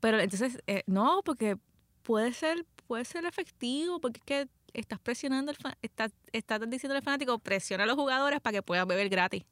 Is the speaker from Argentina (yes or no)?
no; Puerto Rico; soy puertorriqueña